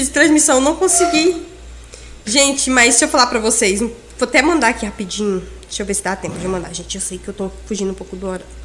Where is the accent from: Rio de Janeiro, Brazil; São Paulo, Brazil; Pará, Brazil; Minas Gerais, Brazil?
Pará, Brazil; Tailândia; born there; now in Confresa, Brazil; eu moro em Confresa tem quase 20 anos. É, eu sempre fui vendedora. Nasci em Tailândia. Tava brincando agora há pouco com o Thiago, que eu sou tailandesa e ele não sabia.